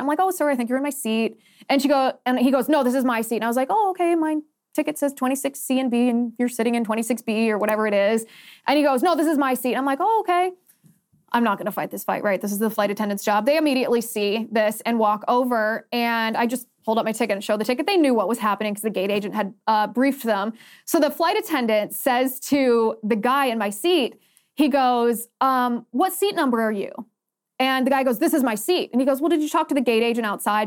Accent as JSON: {"language": "English", "region": "Ohio", "country": "United States", "tie": "born or raised there", "said": "Ohio is my home state"}